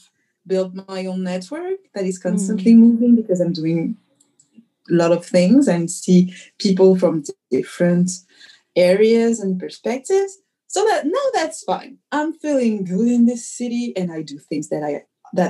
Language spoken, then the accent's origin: English; Dijon, Bourgogne-Franche-Comté, France; moved away as an adult; now in Bordeaux, France; I was born and raised in Dijon, the capital of Burgundy